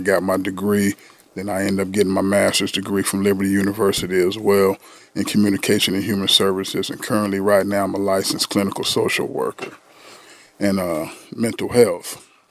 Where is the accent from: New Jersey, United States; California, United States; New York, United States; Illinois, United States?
California, United States; San Diego; I'm from San Diego, California